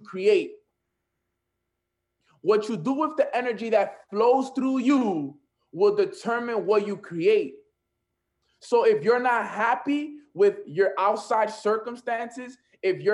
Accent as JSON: {"language": "English", "town": "New York City", "region": "New York", "country": "United States", "said": "I'm from Washington Heights"}